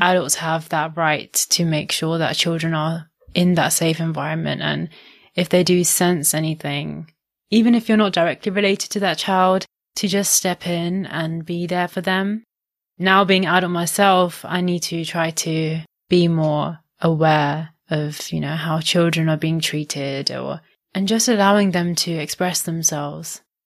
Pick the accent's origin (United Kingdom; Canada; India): India; I'm Indian